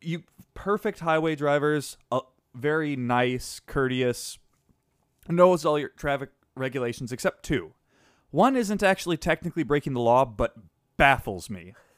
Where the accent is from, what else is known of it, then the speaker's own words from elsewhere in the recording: Wisconsin, United States; I come from Wisconsin